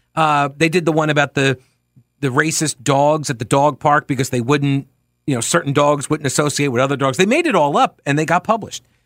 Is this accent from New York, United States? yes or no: yes; New York, United States; I'm from New York